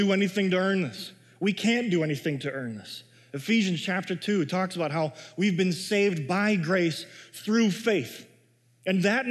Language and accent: English; Chicago, Illinois, United States; now in Minnesota, United States; I grew up in Chicago